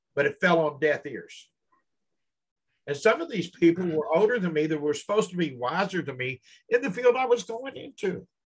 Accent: Louisville, Kentucky, United States; Louisville, my hometown.

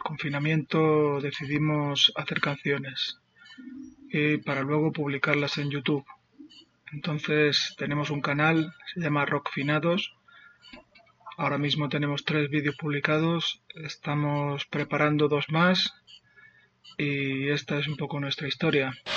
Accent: Ciudad Real, Castilla-La Mancha, Spain; Somos tres amigos de Ciudad Real, España

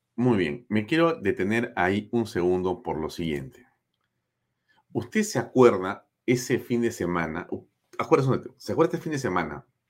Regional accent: Peru

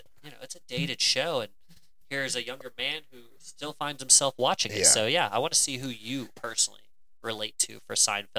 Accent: Cleveland, Ohio, United States; my hometown of Cleveland, Ohio

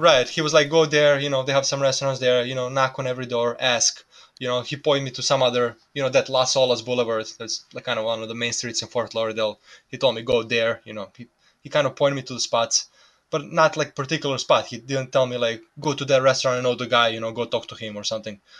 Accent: Serbia; English is a second language; moved away as an adult; also born or lived in New Jersey / Florida; now in United States

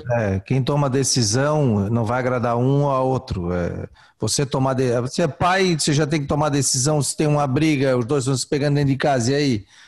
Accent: Florianópolis, Santa Catarina, Brazil; Eu sou do, eu do, do centro, da agronômica. Nasci na Carlos Correia

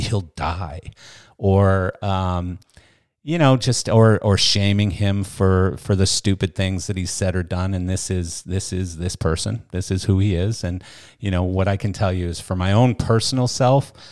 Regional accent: Canada; moved away; I come from Canada. I come from a fairly liberal country.

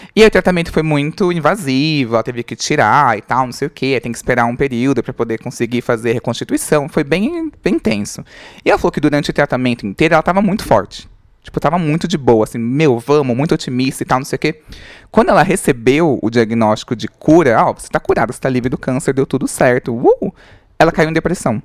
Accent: Diadema, São Paulo, Brazil; eu sou do ABC Paulista, tinha o. Eu sou de Diadema

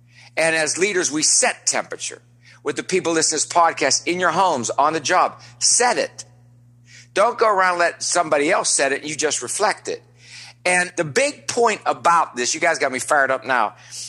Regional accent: West Virginia, United States; now in Nevillewood, United States; I live here in Neville Woods. You know where Neville Woods is. You know, I'm like you guys. I'm from West Virginia. And it's fancy up here.

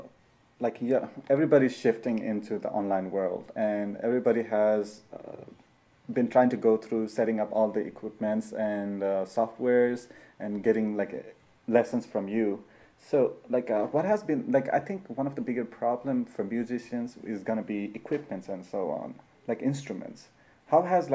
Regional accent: Nepal; moved away as an adult; I'm from Nepal

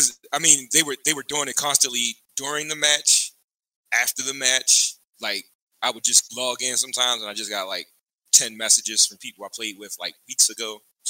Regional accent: Baltimore, Maryland, United States; we're not from Maryland. We're from Baltimore.

